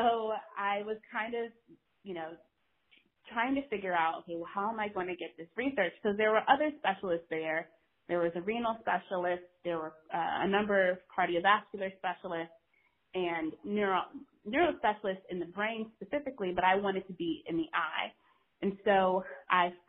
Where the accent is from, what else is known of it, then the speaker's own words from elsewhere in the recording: North Carolina, United States; moved away as an adult; also born or lived in Norfolk, Virginia / Maryland; I grew up in North Carolina